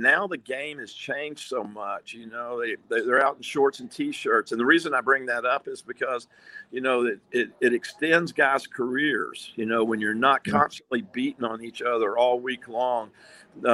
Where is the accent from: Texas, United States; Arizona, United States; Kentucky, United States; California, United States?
Texas, United States; East; moved away as an adult; also born or lived in Tampa, Florida; I was a kid from East Texas who had never even seen the ocean.